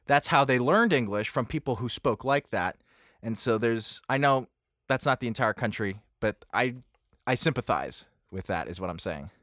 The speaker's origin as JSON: {"language": "English", "region": "Pennsylvania", "country": "United States", "said": "I'm from Pennsylvania and there's a lot of Pennsylvania Dutch speakers"}